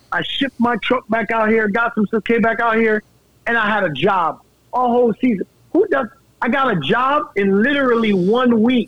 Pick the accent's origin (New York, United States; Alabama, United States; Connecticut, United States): New York, United States; I'm already from New York